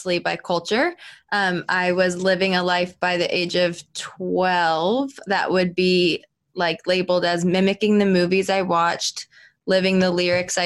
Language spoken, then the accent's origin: English; Florida, United States; I'm a Florida girl, born and raised in Florida